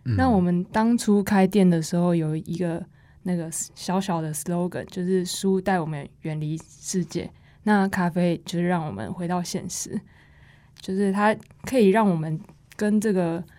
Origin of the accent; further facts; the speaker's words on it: Taiwan; 身为台湾人